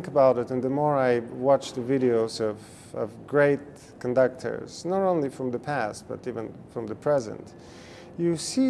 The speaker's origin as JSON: {"language": "English", "country": "Bulgaria", "tie": "born or raised there", "moved": "yes", "lives_now": "United States", "said": "my home country, Bulgaria"}